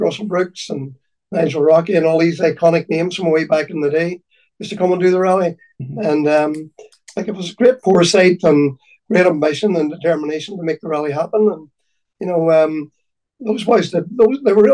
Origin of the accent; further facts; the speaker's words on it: County Donegal, Ireland; I'm from Donegal, and I've grown up with the rally